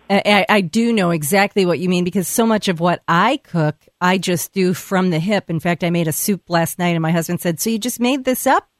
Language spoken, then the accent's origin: English; Texas, United States; growing up in Texas